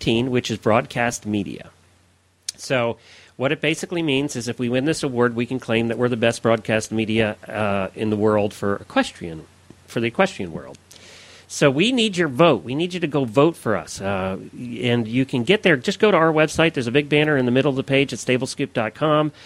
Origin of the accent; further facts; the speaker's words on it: Lancaster County, Pennsylvania, United States; I grew up in Lancaster County, Pennsylvania, where we had Amish